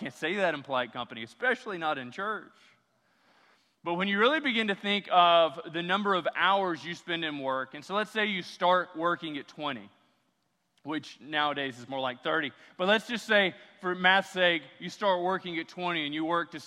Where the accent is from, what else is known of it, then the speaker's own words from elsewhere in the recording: Louisiana, United States; I'm from Louisiana